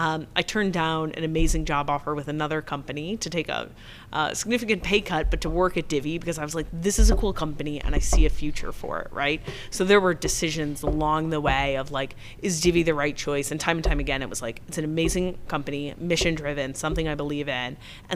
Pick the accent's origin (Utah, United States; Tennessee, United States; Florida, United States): Tennessee, United States; Memphis; I'm not from here. I'm from Memphis.